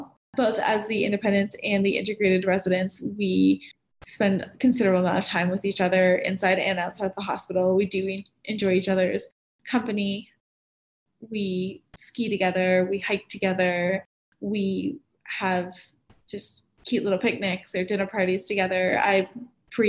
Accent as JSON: {"language": "English", "town": "Miami", "region": "Florida", "country": "United States", "moved": "as an adult", "lives_now": "Denver, United States", "said": "I come from Miami"}